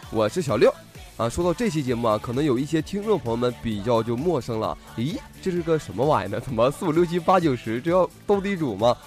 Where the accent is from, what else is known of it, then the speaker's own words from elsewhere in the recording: Northeast China, China; 我这身边东北人啊